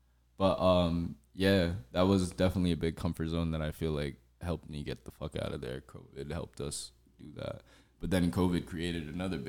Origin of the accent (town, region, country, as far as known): Hightstown, New Jersey, United States; born or raised there; moved away as an adult; also born or lived in upstate New York